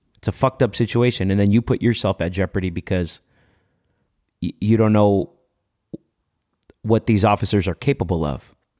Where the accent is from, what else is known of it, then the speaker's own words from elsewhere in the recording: Los Angeles, California, United States; I grew up in MacArthur Park